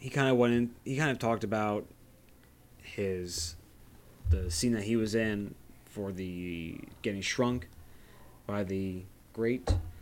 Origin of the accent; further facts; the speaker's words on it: Long Island, New York, United States; growing up in Long Island, you know, we had a lot of jamokes and, you know, schlubs and, you know, New Yorker slang.